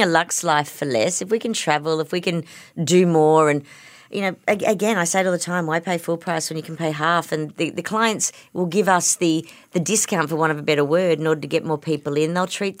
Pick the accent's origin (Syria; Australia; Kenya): Australia; Campbelltown, New South Wales; now in Kirribilli, Australia; I did my HSC in 87. I moved from Campbelltown to Kirribilli, so we went from one extreme to the other.